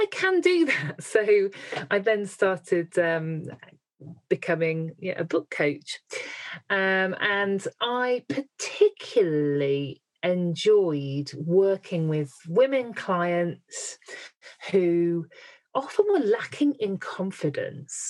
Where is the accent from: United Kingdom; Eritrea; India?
United Kingdom; Midlands; I'm from the Midlands